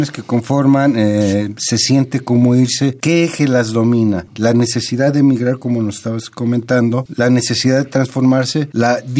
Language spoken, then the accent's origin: Spanish; Oklahoma, United States; Spanish is a second language; moved away as an adult; now in Mexico City, Mexico; Soy de Oklahoma.